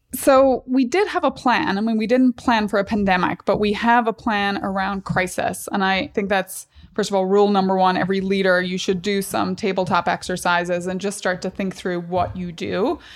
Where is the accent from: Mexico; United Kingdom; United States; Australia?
United Kingdom; Strabane, Northern Ireland; I grew up in Northern Ireland.